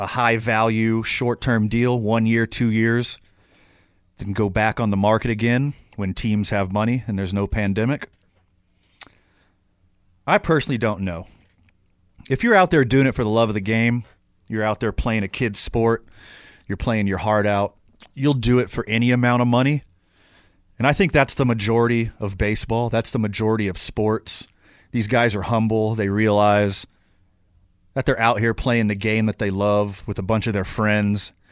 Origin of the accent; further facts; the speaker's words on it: outside of Houston, Texas, United States; now in New Mexico, United States; I was born outside of Houston